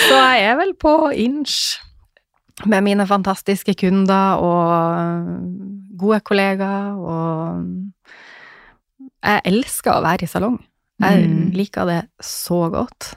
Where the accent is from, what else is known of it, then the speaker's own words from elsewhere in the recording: Northern Norway, Norway; som nordlending så tålte nå jeg det